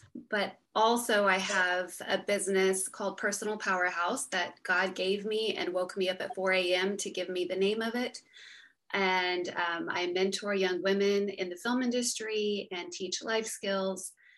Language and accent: English; West Texas, United States; also born or lived in outside Austin, Texas; I grew up in West Texas and now I live um, outside of Austin with my husband